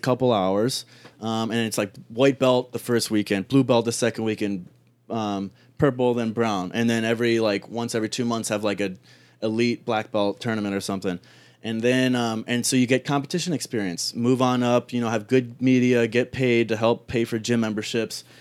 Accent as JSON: {"language": "English", "town": "Cleveland", "region": "Ohio", "country": "United States", "tie": "born or raised there", "also_born_or_lived": "Toronto, Canada", "said": "I grew up in Cleveland"}